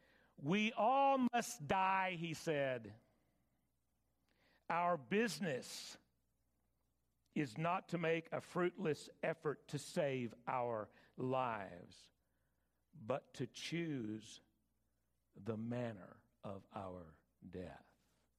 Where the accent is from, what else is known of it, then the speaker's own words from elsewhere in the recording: West Texas, United States; Growing up in West Texas